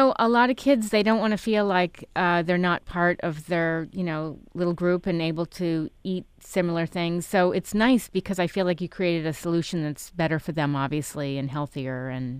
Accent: East Coast, United States; now in Irvine, United States; I'm from the East Coast, so I know Maine

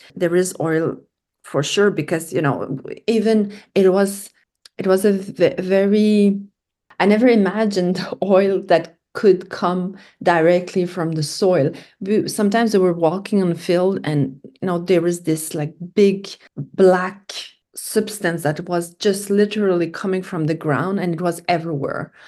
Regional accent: Canada; I was from Canada.

